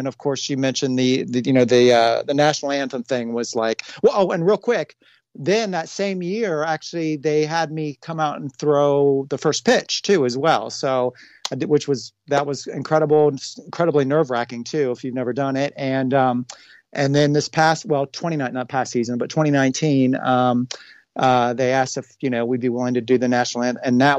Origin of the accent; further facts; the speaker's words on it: Cincinnati, Ohio, United States; from growing up in Cincinnati, my funk history, Cincinnati's funk history, it's, you know, it's not just the Reds. It's also like this whole musical history that we have here in Cincinnati.